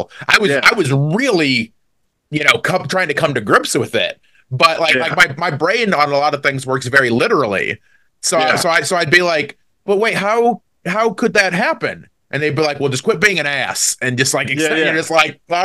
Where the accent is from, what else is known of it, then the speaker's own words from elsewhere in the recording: DeMotte, Indiana, United States; I grew up in a real small town called DeMott, Indiana